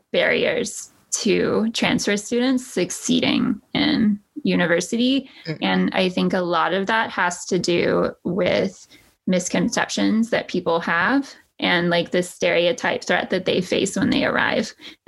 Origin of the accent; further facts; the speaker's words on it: Texas, United States; moved away as an adult; And then I transferred to somewhere in New York where everyone made fun of my accent, you know. And it was a big culture shock to me, too